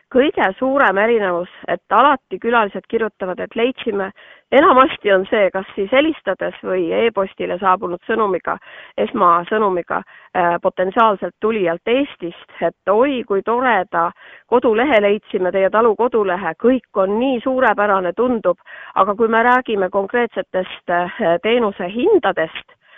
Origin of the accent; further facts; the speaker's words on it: Sulevi, Abkhazia, Georgia; now in Estonia; mina olen ise pärit tema poolt Kaukaasiast, Sulevi külast